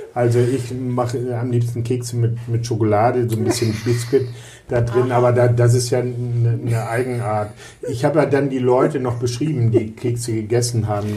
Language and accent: German; Lüneburg, Lower Saxony, Germany; now in Bremen, Germany; ich komme ja aus Lüneburg